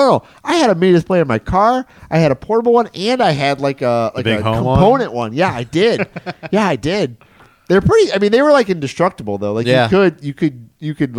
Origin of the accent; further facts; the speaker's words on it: Detroit, Michigan, United States; now in Orlando, United States; I grew up in Michigan, if you don't know, I grew up just outside of Detroit.